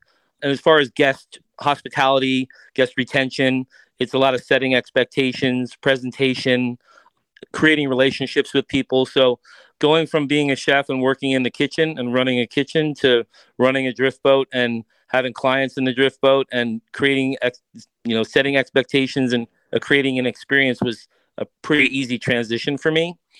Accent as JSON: {"language": "English", "region": "East Coast", "country": "United States", "tie": "born or raised there", "said": "My grandmother used to take me to the pier on Long Island. I grew up on the East Coast, and it was kind of her way of babysitting me."}